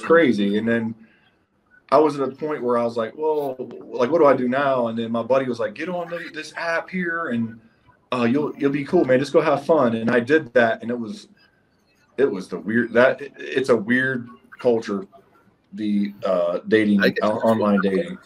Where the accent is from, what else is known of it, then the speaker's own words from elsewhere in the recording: Steubenville, Ohio, United States; moved away as an adult; also born or lived in Fayetteville, North Carolina / Germany; now in Prescott, United States; I'm originally from um, Steubenville, Ohio.